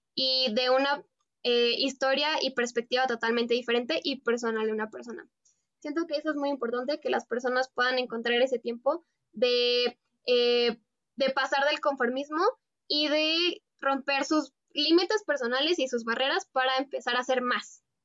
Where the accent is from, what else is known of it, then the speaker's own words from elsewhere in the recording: Mexico; soy una mexicana que está estudiando la carrera en biotecnología